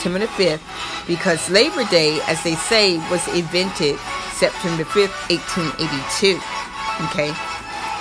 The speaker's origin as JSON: {"language": "English", "region": "Florida", "country": "United States", "said": "I am from Florida, as you all know, so it's nice all year long"}